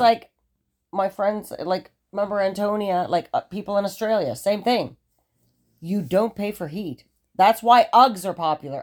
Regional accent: United States; I'm American.

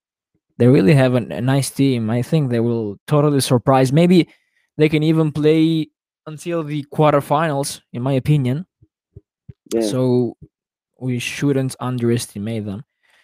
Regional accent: Albania; now in Italy; Yeah, but I'm not Italian. I'm actually from Albania. So I live in Italy since 2012, but I've lived in Albania since I was born.

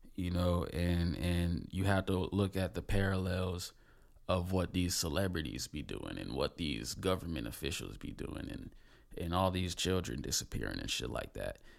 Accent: Palm Bay, Florida, United States; I'm from Palm Bay, Florida

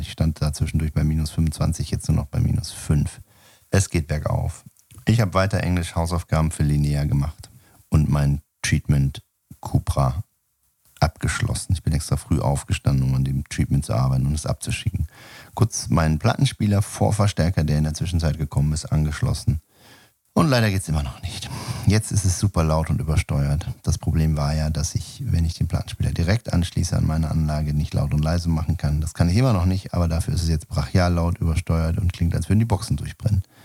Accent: Sauerland, North Rhine-Westphalia, Germany; moved away; ich war ja in meiner Kindheit im Sauerland Messdiener

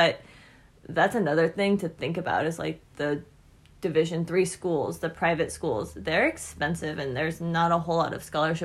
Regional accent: Sacramento, California, United States; we're from Sacramento

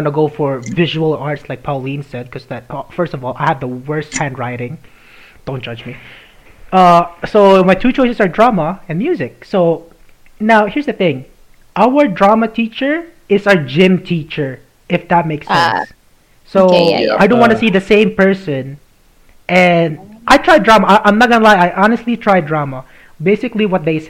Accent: Philippines; I'm Filipino.

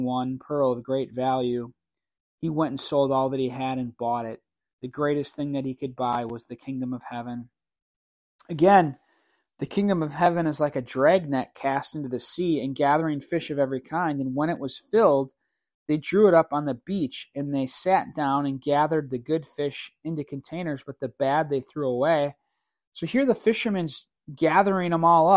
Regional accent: New Berlin, Wisconsin, United States; grew up in New Berlin. I went to West Dallas Hale. This is in Wisconsin.

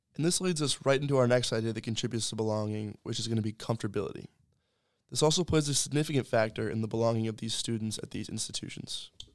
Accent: Annapolis, Maryland, United States; I'm from Annapolis, Maryland, and I'm a sophomore here at Colby

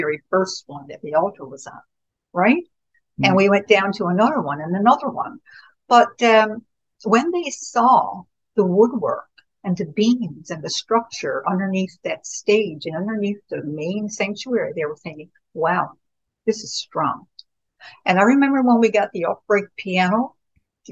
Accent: Winterton, Newfoundland and Labrador, Canada; I was born and raised in Winterton

